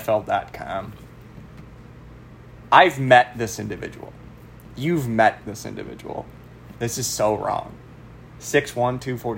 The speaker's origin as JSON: {"language": "English", "town": "Detroit", "region": "Michigan", "country": "United States", "said": "Dude, you can go buy these million-dollar stars, but we're from Detroit."}